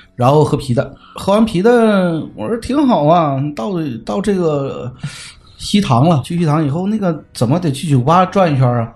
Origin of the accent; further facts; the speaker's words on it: Northeast China, China; 我们东北人的性格豪爽